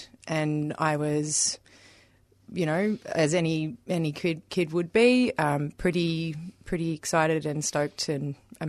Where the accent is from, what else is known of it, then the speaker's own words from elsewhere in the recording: Moonee Ponds, Victoria, Australia; I have really fond memories of growing up in Moonee Ponds and having like a really, really good group of very diverse friends